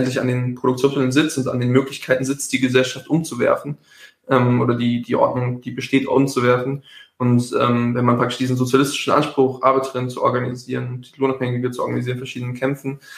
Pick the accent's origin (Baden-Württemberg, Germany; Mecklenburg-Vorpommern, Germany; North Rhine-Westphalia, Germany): Baden-Württemberg, Germany; Heidelberg; Das ist ein war sehr crazy YouTube-Video aus äh, meiner Heimatstadt Heidelberg